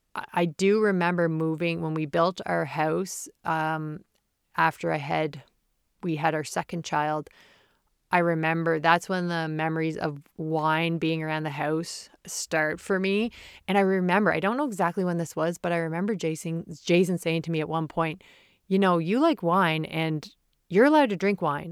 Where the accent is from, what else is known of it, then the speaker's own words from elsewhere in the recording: Prince Edward Island, Canada; Growing up in Prince Edward Island, the smallest province in Canada